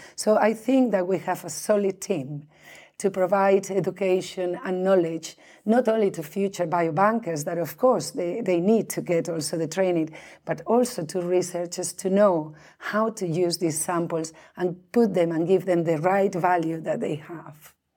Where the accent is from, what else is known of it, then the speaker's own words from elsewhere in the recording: Spain; moved away as an adult; also born or lived in Norway; now in Sweden; I'm originally from Spain, but I came here to Scandinavia, um, in two thousand and two to do my postdoc